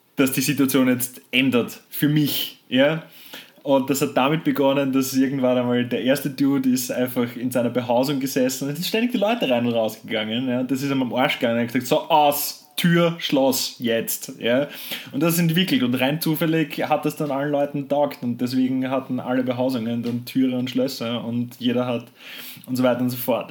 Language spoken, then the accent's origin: German; Austria; bei uns in Österreich